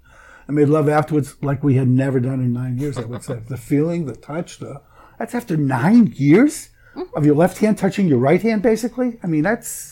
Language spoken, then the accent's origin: English; Boston, Massachusetts, United States; I'm from Boston